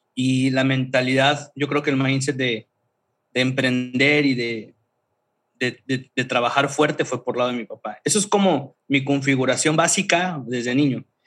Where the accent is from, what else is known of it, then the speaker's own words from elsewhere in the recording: Tuxtla Gutiérrez, Chiapas, Mexico; moved away as an adult; also born or lived in Mérida; soy originario de Chiapas, de Tuxtla Gutiérrez, Chiapas